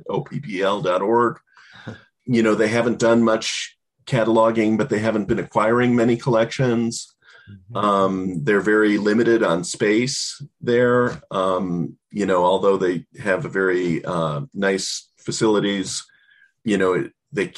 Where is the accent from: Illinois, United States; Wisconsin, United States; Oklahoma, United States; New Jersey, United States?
Illinois, United States; La Grange; my hometown, which is this, you know, upper middle class suburb in Chicago